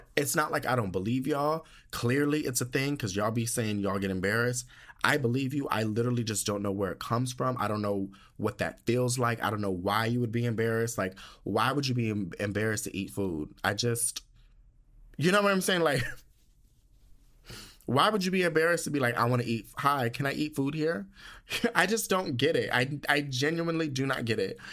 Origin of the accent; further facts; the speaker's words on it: United States; moved away; being from the United States.